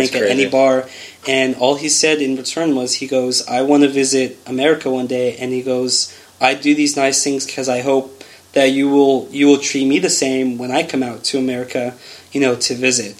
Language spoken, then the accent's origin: English; Los Angeles, California, United States; also born or lived in England; more specifically, I'm from Los Angeles